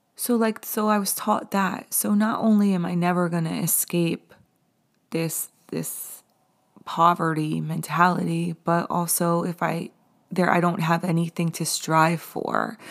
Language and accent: English; the Hamptons, New York, United States; I grew up in the Hamptons.